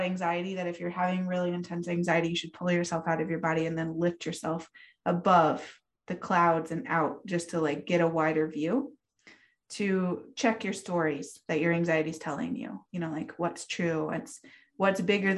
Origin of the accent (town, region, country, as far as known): Lander, Wyoming, United States; born or raised there; moved away